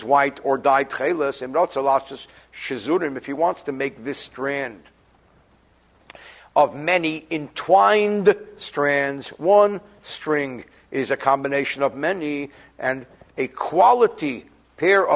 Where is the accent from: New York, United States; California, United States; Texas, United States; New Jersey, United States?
New Jersey, United States; I'm from New Jersey